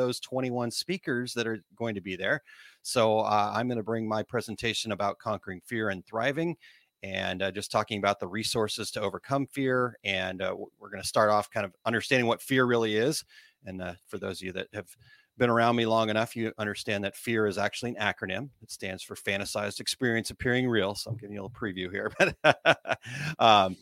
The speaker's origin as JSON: {"language": "English", "region": "Missouri", "country": "United States", "accent": "Missouri", "said": "my Missouri accent"}